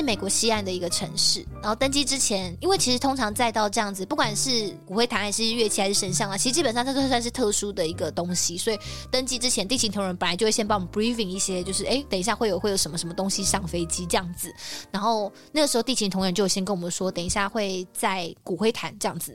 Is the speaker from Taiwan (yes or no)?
yes; Taiwan; 我们是台湾人